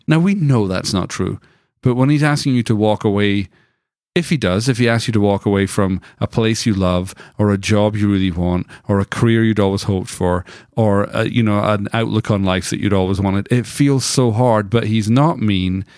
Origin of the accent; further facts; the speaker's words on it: United Kingdom; now in United States; I grew up in Britain